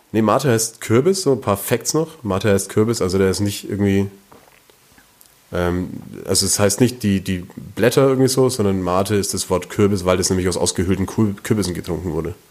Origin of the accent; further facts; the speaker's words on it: Langenzenn, Bavaria, Germany; wir kommen ja beide vom Land, wir kommen ja beide aus Langenzenn